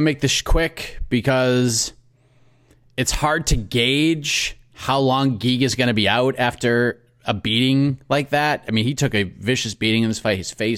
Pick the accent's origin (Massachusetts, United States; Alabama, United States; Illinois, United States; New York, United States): Massachusetts, United States; Boston; accent: Boston; I'm from Boston, so the accent kind of pops out when I get all upset.